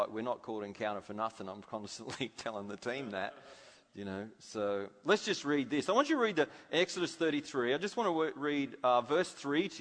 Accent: Australia; I'm an Aussie.

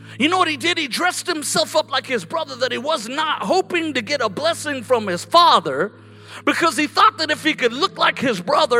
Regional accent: Colorado, United States; moved away as an adult; also born or lived in California; When I grew up in Colorado

